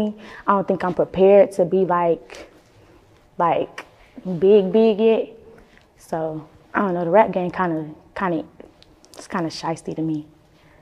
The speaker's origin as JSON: {"language": "English", "town": "Winston-Salem", "region": "North Carolina", "country": "United States", "said": "I'm from the Trey. The Trey is Winston-Salem, but the nickname for it is Trey Foe."}